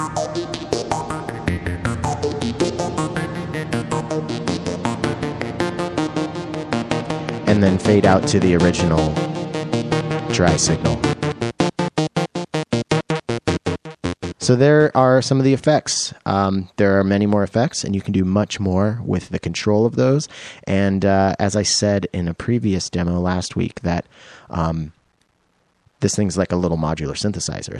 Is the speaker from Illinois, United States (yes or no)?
no; Roslyn, Washington, United States; growing up must have been between my little tiny town of Roslyn, Washington